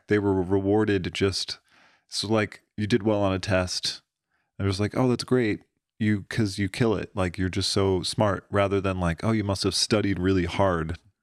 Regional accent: Pennsylvania, United States; moved away as an adult; Middle of fucking nowhere, Pennsylvania

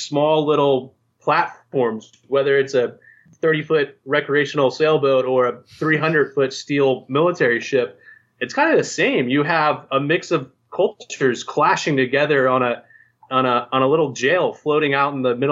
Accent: Virginia, United States; moved away as an adult; I grew up on the East Coast, actually. I grew up in Virginia. I spent 18 years of my life in the hills, in the Appalachia.

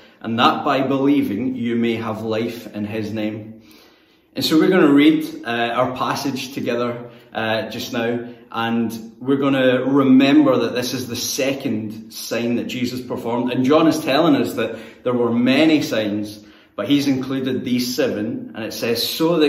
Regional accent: Greenock, Scotland, United Kingdom; moved away as an adult; now in Newcastle, United Kingdom; my hometown of Greenock, which is where I'm from and where I sound just like everyone else

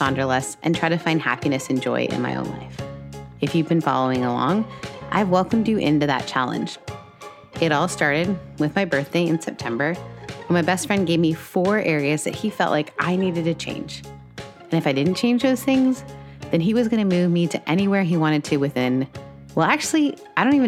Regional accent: Canada; As a Canadian

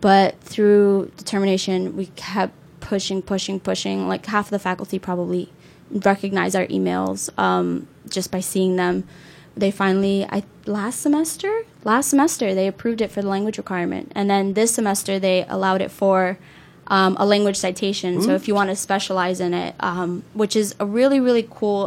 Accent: Newark, New Jersey, United States; moved away as an adult; I was born and raised in Newark

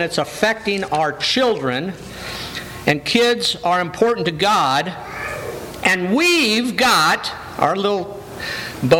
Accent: Downey, California, United States; also born or lived in Bell, California; When I was 9 years old, we moved from Bell, California to Downey, California.

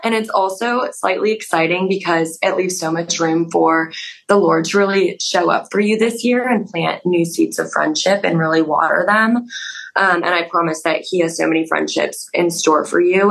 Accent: Denver, Colorado, United States; accent: Colorado; moved away as an adult; I'm from Denver, Colorado. So a little bit far away. Everyone says I say Colorado weird, like with the Colorado accent

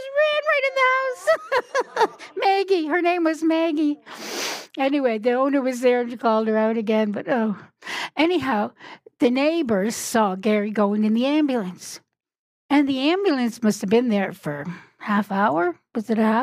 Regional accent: Newfoundland and Labrador, Canada; I'm from Newfoundland

